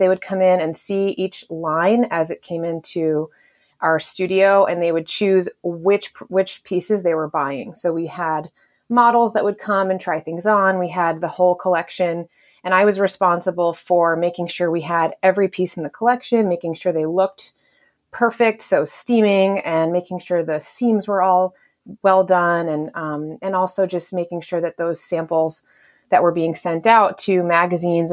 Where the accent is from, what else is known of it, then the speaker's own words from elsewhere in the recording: Connecticut, United States; moved away as an adult; also born or lived in Texas / New York; where I grew up in Connecticut, closer to New York City